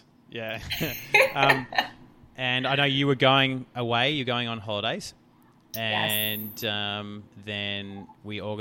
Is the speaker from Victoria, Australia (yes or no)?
yes; Melbourne, Victoria, Australia; I'm from Melbourne